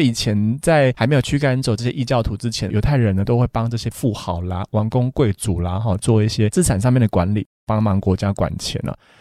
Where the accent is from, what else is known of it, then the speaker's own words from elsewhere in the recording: Taiwan; 口感其实跟我们台湾的也比较接近